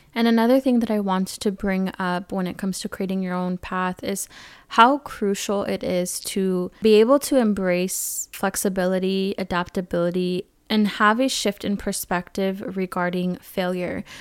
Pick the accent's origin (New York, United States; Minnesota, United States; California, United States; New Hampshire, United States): California, United States; growing up in California, I was around a lot of diversity